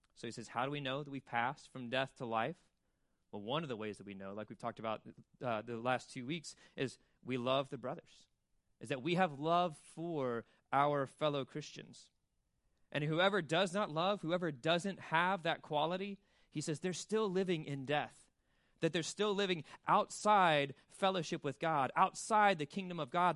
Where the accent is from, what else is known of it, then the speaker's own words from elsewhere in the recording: Birmingham, Alabama, United States; also born or lived in Mississippi; now in Wilmington, United States; I'm from Mississippi and Birmingham, Alabama